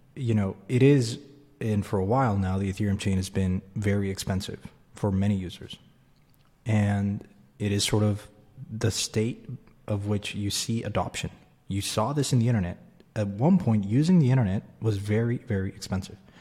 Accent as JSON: {"language": "English", "country": "Mexico", "tie": "born or raised there", "said": "I grew up in Mexico."}